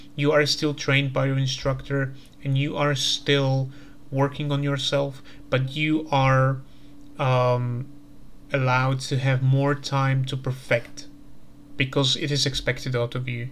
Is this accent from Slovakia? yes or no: yes; Slovakia; I'm coming from Slovakia